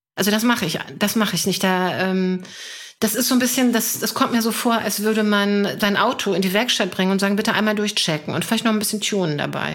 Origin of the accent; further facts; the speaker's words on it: Hanover, Lower Saxony, Germany; ich komme aus Hannover